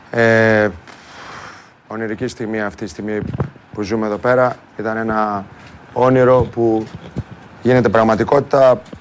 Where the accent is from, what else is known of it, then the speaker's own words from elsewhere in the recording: Greece; αυτά που πρέπει να πρεσβεύουμε σαν Έλληνες